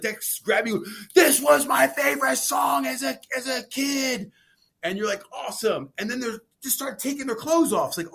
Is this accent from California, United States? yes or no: no; Maryland, United States; I'm from Maryland